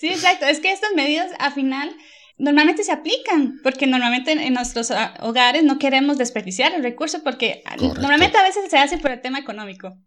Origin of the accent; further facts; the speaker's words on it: Costa Rica; now in Germany; actualmente vivo en Alemania, pero soy de Costa Rica